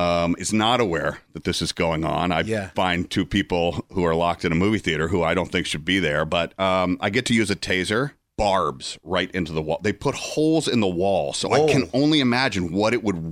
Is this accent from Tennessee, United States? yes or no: no; Atlanta, Georgia, United States; Atlanta, Georgia, yeah.